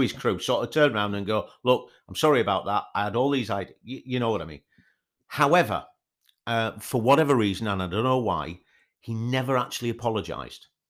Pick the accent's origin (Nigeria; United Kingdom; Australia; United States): United Kingdom; Yorkshire and the Humber; I'm from Yorkshire